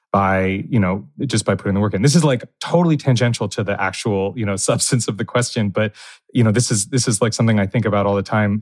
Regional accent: New Jersey, United States; now in New York, United States; I grew up in New Jersey

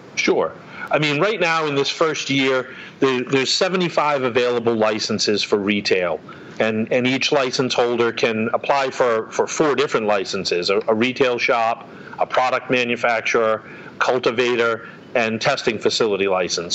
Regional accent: North Attleboro, Massachusetts, United States; my hometown in North Attleboro

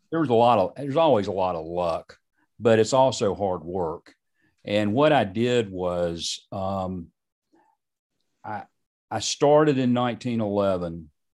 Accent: Charlotte, North Carolina, United States; I grew up in Charlotte.

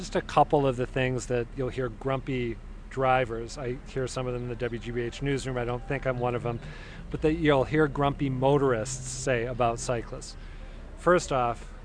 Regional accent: Minnesota, United States; now in Boston, United States; I grew up in Minnesota

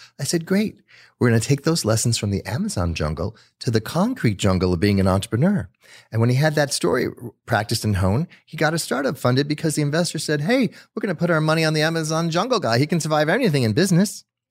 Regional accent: Netherlands; also born or lived in South America; I grew up in South America, but I grew up in the Netherlands. So I was born in South America, but my parents took me to Netherlands right afterwards.

